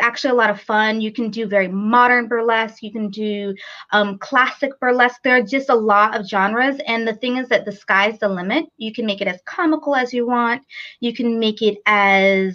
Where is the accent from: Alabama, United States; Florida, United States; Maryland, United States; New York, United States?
New York, United States; moved away as an adult; now in Raleigh, United States; I'm actually originally from New York and moved here about 7 years ago to Raleigh, North Carolina